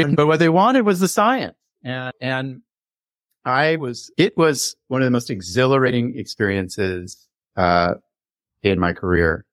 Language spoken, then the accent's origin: English; Los Angeles, California, United States; I grew up in the late sixties in Laurel Canyon